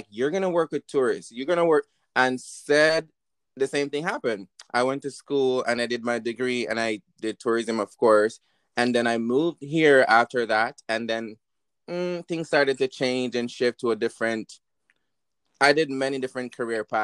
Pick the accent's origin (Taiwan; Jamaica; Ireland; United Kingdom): Jamaica; I grew up in Jamaica